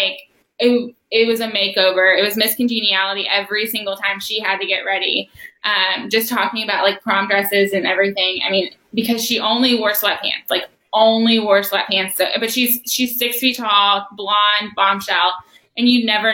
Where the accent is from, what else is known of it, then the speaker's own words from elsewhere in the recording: Louisville, Kentucky, United States; I grew up on Frankfort Avenue in Crescent Hill